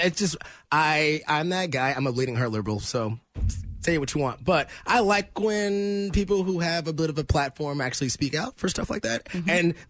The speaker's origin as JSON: {"language": "English", "town": "Lee's Summit", "region": "Missouri", "country": "United States", "tie": "born or raised there", "said": "I grew up in Lee Summit"}